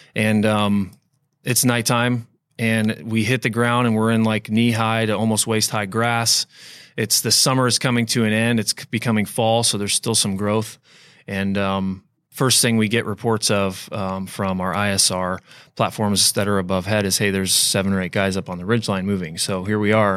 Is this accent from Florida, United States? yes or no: yes; Florida, United States; I grew up in Florida